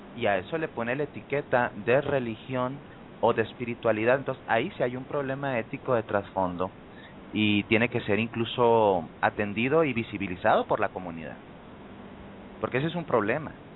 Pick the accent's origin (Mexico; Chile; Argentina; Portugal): Mexico; en mi país, México